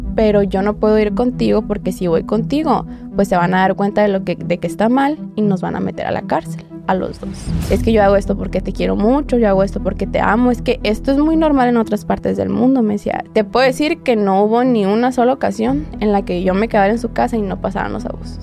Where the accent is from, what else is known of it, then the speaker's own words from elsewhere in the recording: Hermosillo, Sonora, Mexico; yo soy de Hermosillo